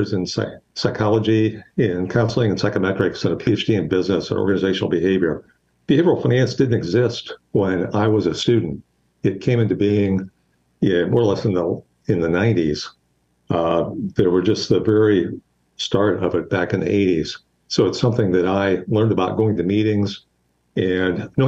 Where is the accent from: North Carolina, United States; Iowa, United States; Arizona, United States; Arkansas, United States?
Iowa, United States; Western; now in Houston, United States; I grew up in Western Iowa on a small farm